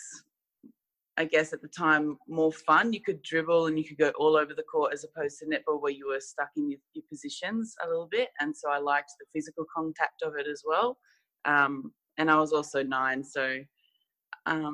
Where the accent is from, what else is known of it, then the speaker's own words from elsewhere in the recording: South Australia, Australia; moved away; also born or lived in Canberra; I'm from South Australia. So I played for South Australia